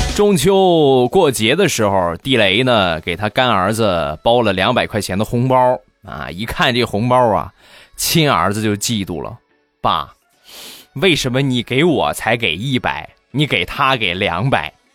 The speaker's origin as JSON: {"language": "Chinese", "region": "Shandong", "country": "China", "accent": "Shandong", "said": "我是山东人啊，不是东北人"}